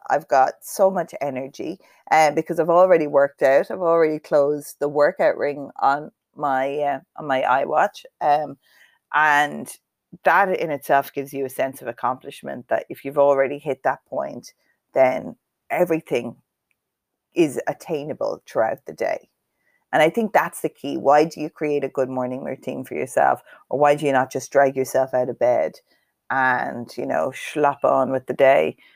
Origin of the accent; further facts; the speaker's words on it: Cavan, Ulster, Ireland; I am from Cavan